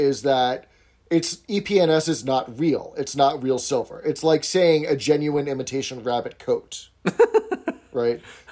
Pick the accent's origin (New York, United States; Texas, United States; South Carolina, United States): New York, United States; New York City; I grew up in New York City